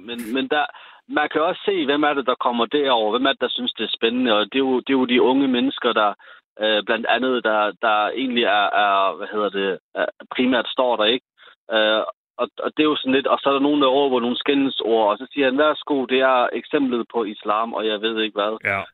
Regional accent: Sønderborg, Southern Denmark, Denmark; i Sønderborg, hvor jeg er fra

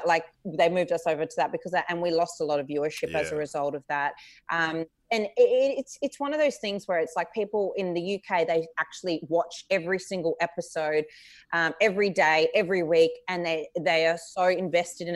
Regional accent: Adelaide, South Australia, Australia; I'm from Adelaide

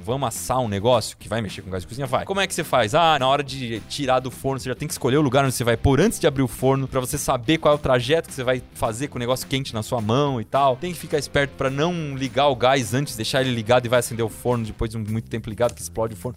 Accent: Piedade, São Paulo, Brazil; eu cresci no sítio, então né, eu gostava muito de construir coisas. Aí e, no sítio lá em Piedade, que é a cidade de onde eu vim

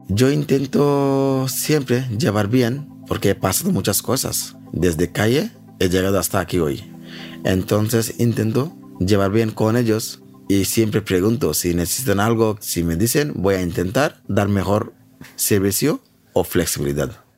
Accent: Bangladesh; Spanish is a second language; moved away as an adult; also born or lived in Spain; now in Madrid, Spain; soy de Bangladesh. Tengo 36 años. Llevo en España 9 años

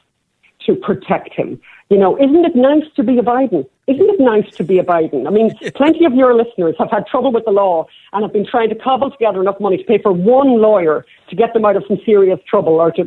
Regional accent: Ireland; We're Irish.

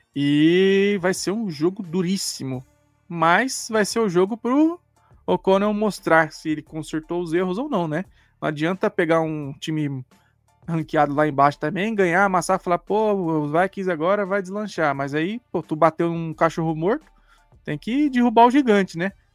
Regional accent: Brazil; a gente é brasileiro

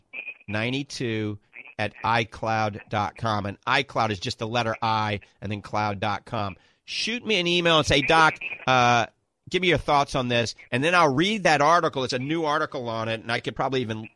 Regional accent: New Orleans, Louisiana, United States; accent: Southern drawl along with a Yankee and a New Orleans accent; moved away; I grew up in New Orleans.

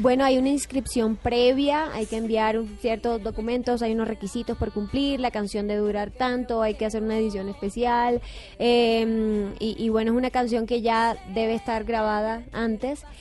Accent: Montería, Córdoba, Colombia; en Montería, en mi tierra

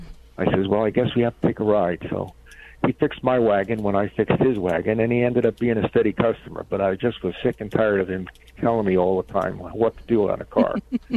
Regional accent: New York, United States; moved away as an adult; I'm a transplant from New York State in 1962.

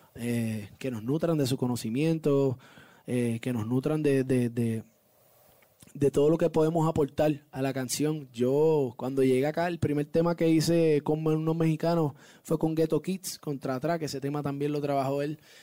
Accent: Puerto Rico; Yo obviamente salgo de Puerto Rico, vivo, nací y criado en Puerto Rico, orgulloso de ser puertorriqueño

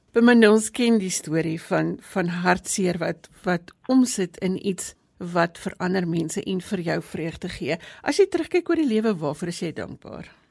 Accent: South Africa; in ons eie land

